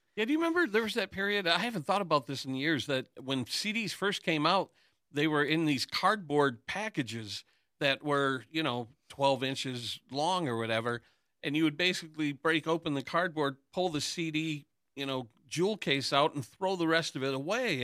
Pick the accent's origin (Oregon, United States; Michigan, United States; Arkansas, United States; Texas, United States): Michigan, United States; Hamtramck; growing up in Hamtramck